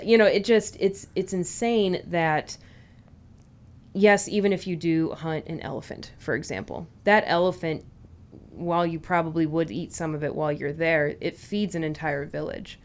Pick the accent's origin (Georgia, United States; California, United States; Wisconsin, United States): California, United States; we grew up in California